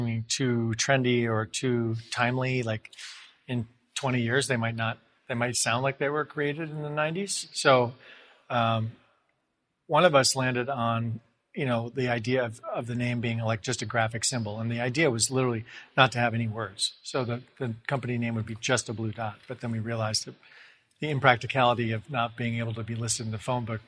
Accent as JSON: {"language": "English", "region": "upstate New York", "country": "United States", "tie": "born or raised there", "also_born_or_lived": "Massachusetts", "moved": "as an adult", "said": "I grew up in upstate New York"}